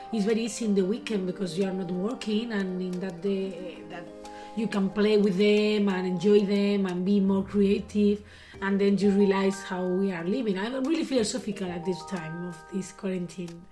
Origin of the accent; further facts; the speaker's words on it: León, Castile and León, Spain; English is a second language; We are from Leon